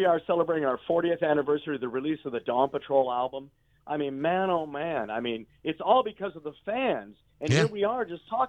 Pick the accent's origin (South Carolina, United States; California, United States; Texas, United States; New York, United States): California, United States; San Francisco Bay Area; We're from the Bay Area, San Francisco Bay Area, the whole band.